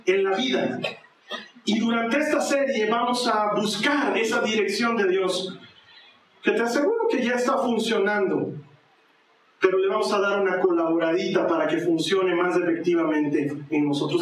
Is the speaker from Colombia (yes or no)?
no; Bolivia; aquí en mi país, en Bolivia